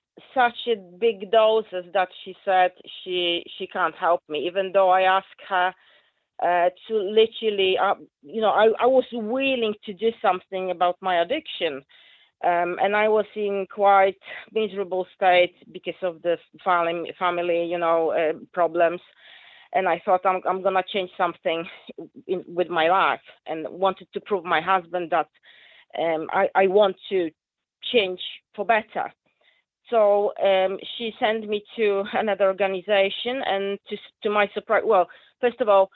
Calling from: Rossendale, North West England, United Kingdom; I am very close to you, actually. I'm from Rosendale.

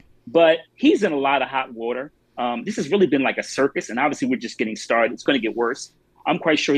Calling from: Maryland, United States; I'm in Maryland right now, but I spend most of my time in Florida, but I'm in Maryland right now.

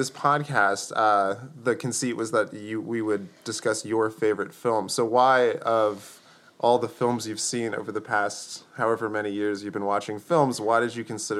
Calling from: Lawrenceville, New Jersey, United States; I'm happy to report that I'm recording here from Lawrenceville, New Jersey on this Mother's Day 2016

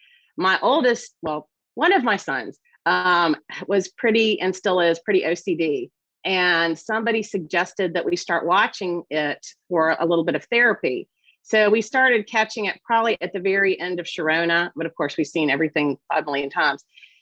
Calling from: Roanoke, Virginia, United States; I'm in a little city in southwestern Virginia called Roanoke.

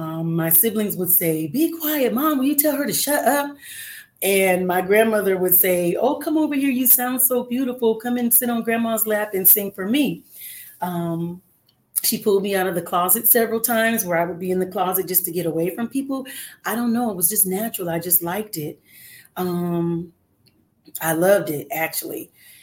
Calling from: Los Angeles, California, United States; I am calling in from Los Angeles, California today.

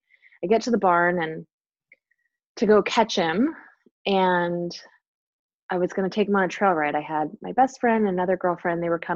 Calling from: Enumclaw, Washington, United States; I am coming from Enumclaw, Washington.

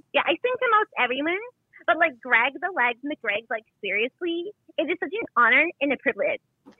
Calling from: Los Angeles, California, United States; I'm calling from LA.

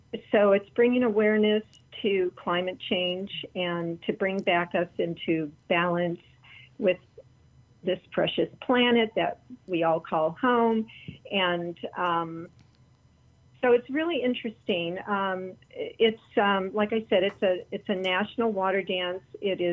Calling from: Palm Springs, California, United States; I'm in Palm Springs.

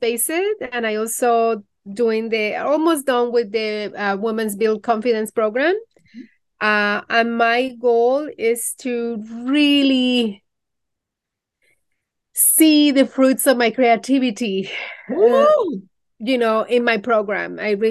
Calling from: New York City, New York, United States; Hello, everybody. I'm streaming from New York City.

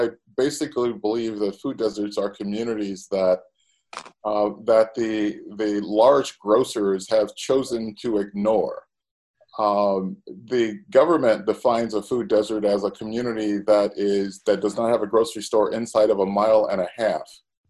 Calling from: Chicago, Illinois, United States; I am calling from Chicago this morning.

